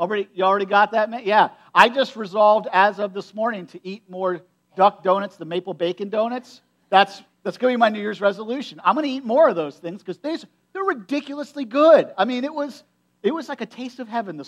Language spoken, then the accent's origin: English; United States; I grew up in Perry County